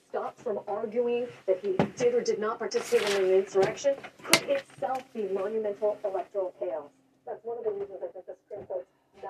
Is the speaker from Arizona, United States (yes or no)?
no; New York, United States; in my home state of New York